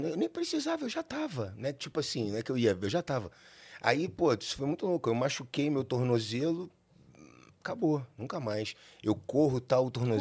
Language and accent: Portuguese; Rio de Janeiro, Brazil; now in São Paulo, Brazil; Eu nasci no Rio de Janeiro, no hospital de Botafogo